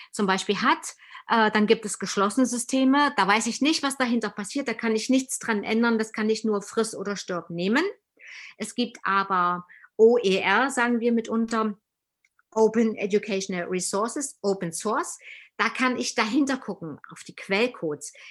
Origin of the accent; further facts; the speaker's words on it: East Germany, Germany; Aber ich komme ja aus dem Osten und unser Mangel in der Tat ist der, wir haben einfach zu wenig Alltagserfahrung äh, mit Menschen, die Migrationserfahrungen